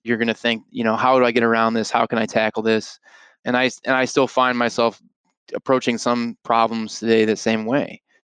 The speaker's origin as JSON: {"language": "English", "town": "Arlington Heights", "region": "Illinois", "country": "United States", "tie": "born or raised there", "also_born_or_lived": "Colorado", "said": "I grew up in Arlington Heights, Illinois, just northwest of here"}